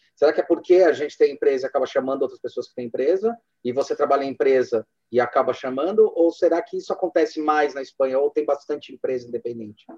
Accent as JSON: {"language": "Portuguese", "country": "Brazil", "said": "como brasileiro"}